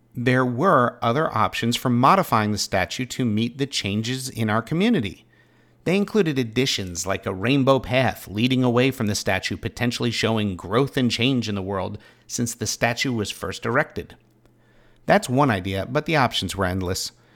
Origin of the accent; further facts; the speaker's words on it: Pittsboro, North Carolina, United States; my hometown